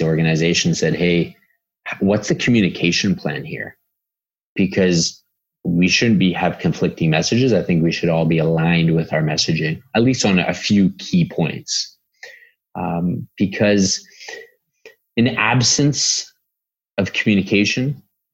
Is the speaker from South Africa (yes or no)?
no; Canada; we're all Canadian